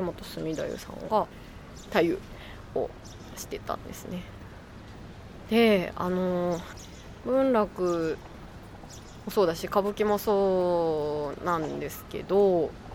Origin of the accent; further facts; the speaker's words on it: Shiga, Japan; 私滋賀県の出身なので